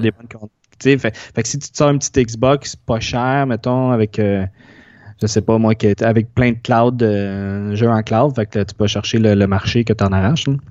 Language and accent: French; Longueuil, Quebec, Canada; le centre d'achat que j'allais quand j'étais petit à Longueuil